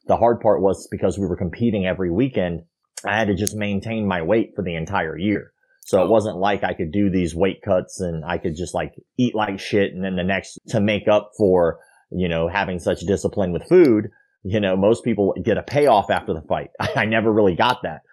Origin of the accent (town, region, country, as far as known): Florida, United States